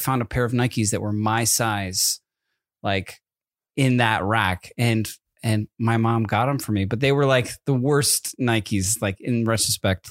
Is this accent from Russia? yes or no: no; East Coast, United States; moved away; growing up on the East Coast